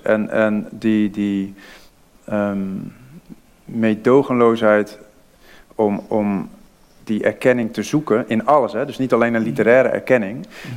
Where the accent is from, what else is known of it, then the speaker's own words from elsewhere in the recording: Vlaardingen, South Holland, Netherlands; accent: Rotterdam; dan hoort ze wel iets Rotterdams. En dan zei ik ja, uh, Vlaardingen.